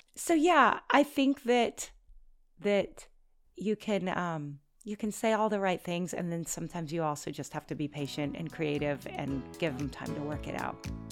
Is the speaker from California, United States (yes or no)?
no; Oregon, United States; moved away as an adult; also born or lived in Washington State; now in North Shore, Oahu, Hawaii, United States; We're from Oregon